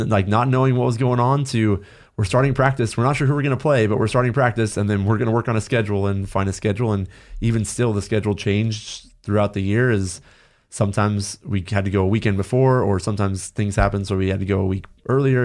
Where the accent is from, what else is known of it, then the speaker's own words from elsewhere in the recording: Los Angeles, California, United States; growing up in Los Angeles